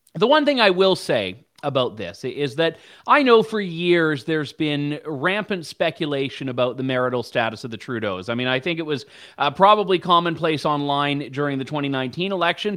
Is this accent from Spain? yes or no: no; Canada; as a Canadian taxpayer